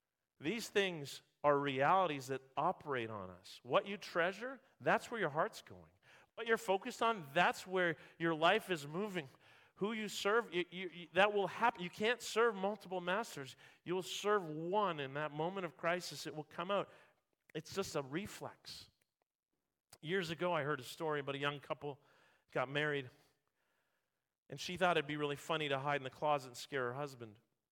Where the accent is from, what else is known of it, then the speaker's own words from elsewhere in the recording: Vancouver, British Columbia, Canada; born there; also born or lived in Ontario; When I moved from Ontario to Vancouver area, I, as a sports fan, I would listen to sports radio. And I'd hear all this talk about the Vancouver Canucks. And I was born in Vancouver.